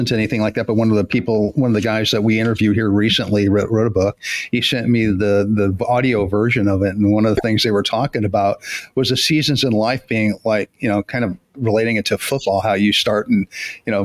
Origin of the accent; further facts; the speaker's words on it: Denver, Colorado, United States; also born or lived in Chicago, Illinois; now in Tennessee, United States; grew up in Denver